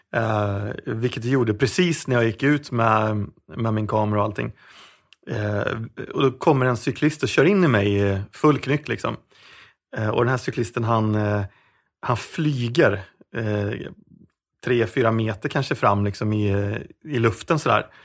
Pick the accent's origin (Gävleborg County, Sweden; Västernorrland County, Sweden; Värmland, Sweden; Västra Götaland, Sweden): Västra Götaland, Sweden; Vårgårda; also born or lived in Sundsvall; jag är egentligen född i Sundsvall men vi flyttade ner till eh, Vårgårda när jag var runt sex ah. Vårgårda som är alltså grannorten med Allingsås här.